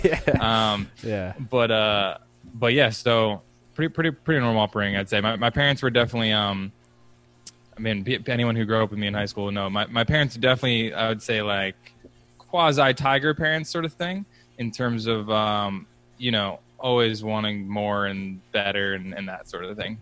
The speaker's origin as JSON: {"language": "English", "town": "Philadelphia", "region": "Pennsylvania", "country": "United States", "tie": "born or raised there", "moved": "yes", "lives_now": "Boston, United States", "said": "I grew up actually right outside Philly"}